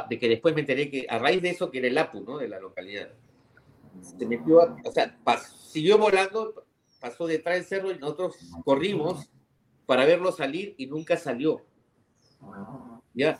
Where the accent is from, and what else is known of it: Peru